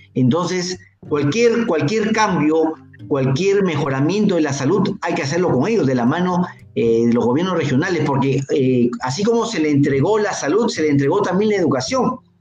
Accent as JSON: {"language": "Spanish", "region": "Piura", "country": "Peru", "said": "yo soy provinciano, yo soy piurano"}